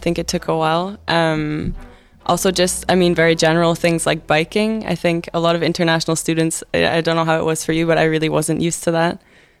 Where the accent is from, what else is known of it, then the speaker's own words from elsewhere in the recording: Scotland, United Kingdom; now in Groningen, Netherlands; So where I grew up in Scotland, I think the only kind of students I knew were from my high school.